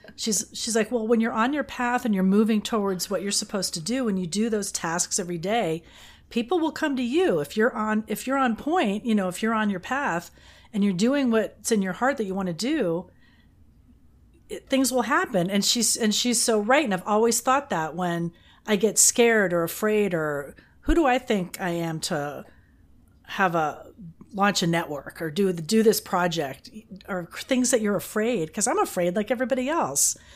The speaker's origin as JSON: {"language": "English", "town": "Fort Lauderdale", "region": "Florida", "country": "United States", "tie": "born or raised there", "also_born_or_lived": "Austin, Texas / Jacksonville, Florida", "said": "Miami, Fort Lauderdale, my hometown"}